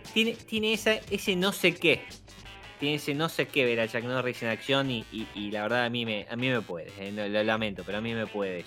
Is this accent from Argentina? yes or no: yes; Argentina; nosotros que somos argentinos